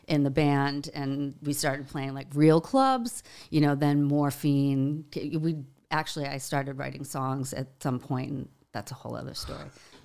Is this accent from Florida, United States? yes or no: no; Boston, Massachusetts, United States; He didn't because he knows I'm from Boston.